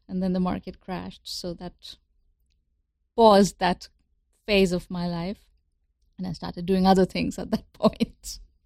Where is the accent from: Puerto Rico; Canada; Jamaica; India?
India; moved away as an adult; now in United States; I grew up in India, in pre-liberalization India